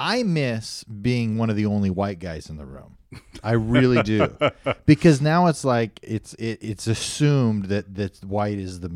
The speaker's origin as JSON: {"language": "English", "town": "Fresno", "region": "California", "country": "United States", "tie": "born or raised there", "said": "Hell yeah, home of me and Ed's Pizza."}